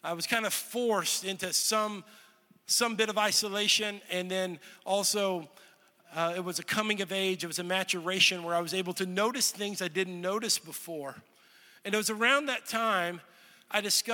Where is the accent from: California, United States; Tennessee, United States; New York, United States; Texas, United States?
Texas, United States; moved away as an adult; also born or lived in Olathe, Kansas; I grew up in Texas and I went to college in Kansas. So I lived in the same house for 18 years